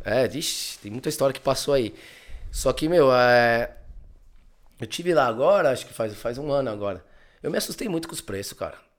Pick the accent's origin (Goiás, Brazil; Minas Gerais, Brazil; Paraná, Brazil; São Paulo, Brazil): São Paulo, Brazil; São Caetano do Sul; moved away as an adult; also born or lived in Barcelona, Spain; now in Spain; Eu sou do ABC, São Caetano